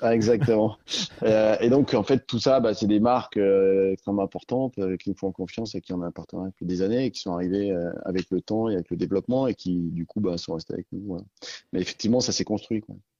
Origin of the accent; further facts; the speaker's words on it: Sancy, Auvergne-Rhône-Alpes, France; j'ai grandi dans le Sancy, donc au milieu de la nature